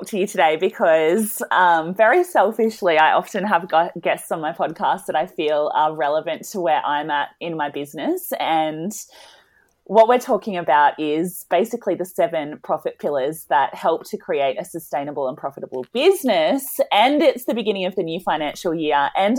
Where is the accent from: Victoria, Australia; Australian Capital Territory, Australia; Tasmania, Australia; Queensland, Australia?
Tasmania, Australia; I'm from Tassie.